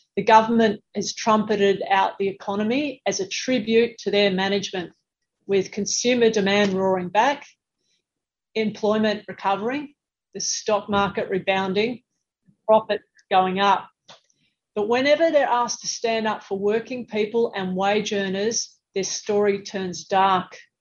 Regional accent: Sydney, New South Wales, Australia; my hometown of Sydney

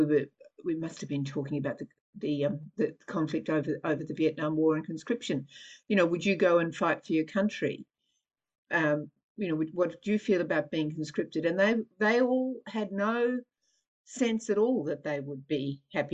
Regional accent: Nunawading, Victoria, Australia; I grew up on Springvale Road, Nunawading

